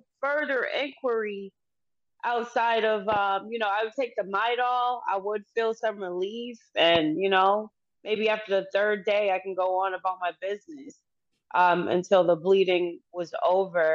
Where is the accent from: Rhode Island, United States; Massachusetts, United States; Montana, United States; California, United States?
Massachusetts, United States; Boston; I've lived in Massachusetts my entire life. I was born in Boston, Massachusetts